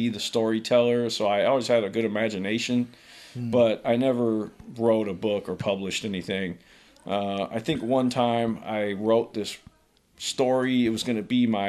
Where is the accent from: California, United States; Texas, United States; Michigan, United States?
California, United States; Oakland; also born or lived in San Leandro / Hayward; Born and raised in Oakland. Yeah. Moved all around, San Leandro, Hayward, but never out of the Bay.